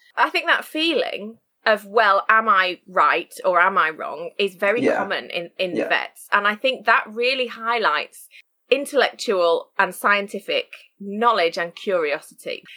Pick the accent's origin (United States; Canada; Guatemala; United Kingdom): United Kingdom; Sheffield, Yorkshire and the Humber; moved away as an adult; also born or lived in Shropshire; I now live and work in Sheffield, which is my hometown